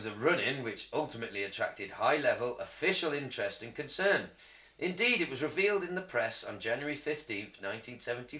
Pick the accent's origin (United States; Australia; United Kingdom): United Kingdom